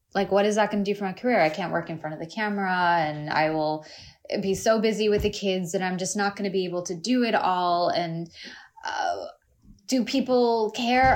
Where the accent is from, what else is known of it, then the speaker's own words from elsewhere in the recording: United States; accent: American; I'm also American